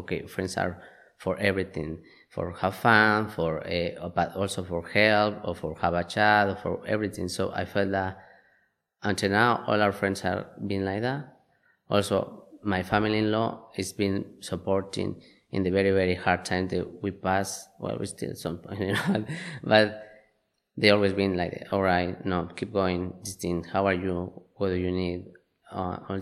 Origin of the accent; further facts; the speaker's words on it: Mexico; moved away as an adult; now in Inverness, United Kingdom; I am from Mexico